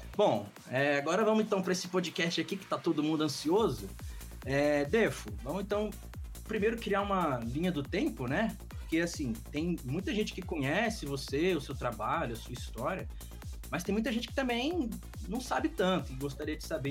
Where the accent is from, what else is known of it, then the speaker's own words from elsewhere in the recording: Brazilian Cerrado, Brazil; nós somos do Cerrado brasileiro.